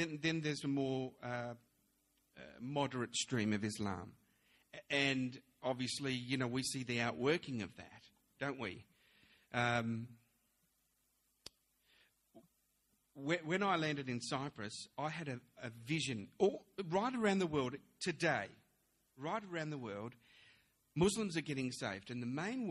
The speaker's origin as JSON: {"language": "English", "town": "Melbourne", "region": "Victoria", "country": "Australia", "tie": "born or raised there", "also_born_or_lived": "London, United Kingdom", "said": "I was born in London. And then when at the age of 7, we came over to Australia, and I was brought up in Melbourne."}